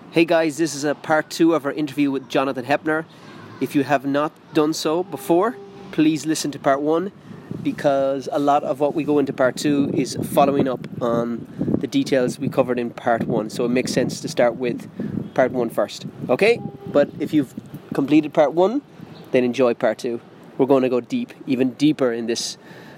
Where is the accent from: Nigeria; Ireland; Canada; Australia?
Ireland; moved away; my own journey as an Irish man, I fell more in love with my own country when I was out of the country